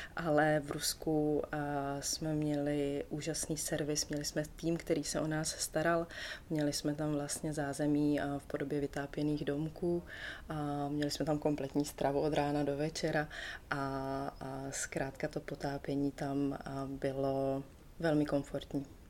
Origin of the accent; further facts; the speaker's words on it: Czechia; Tady u nás v Čechách jsem se pod ledem vždycky potápěla